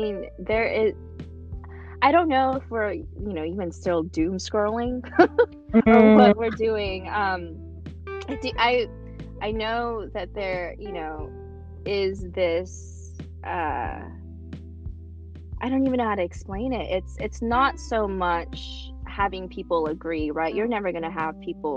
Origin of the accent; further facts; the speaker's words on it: Anchorage, Alaska, United States; English is a second language; also born or lived in Philippines; it's where all of my formative years were, and it's how I identified at that point. And so I was like, well, I'm from here. I'm from Anchorage, Alaska